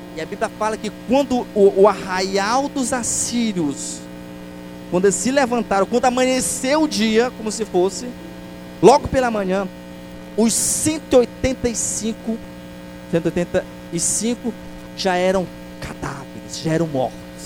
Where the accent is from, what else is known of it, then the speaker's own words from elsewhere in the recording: Pará, Brazil; sou paraense